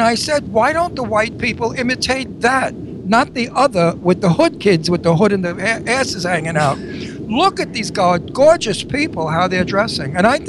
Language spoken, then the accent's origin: English; New York City, New York, United States; I grew up in Brooklyn